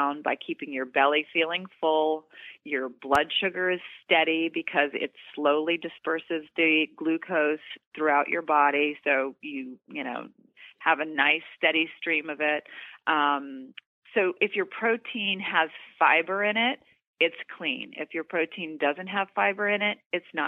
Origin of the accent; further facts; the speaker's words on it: Doraville, Georgia, United States; moved away; I'm from Georgia. I'm from Doraville, Georgia. I was just home for the holidays.